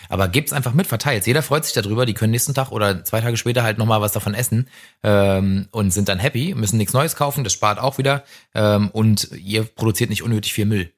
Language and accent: German; Potsdam, Brandenburg, Germany; aus meiner Heimatstadt Potsdam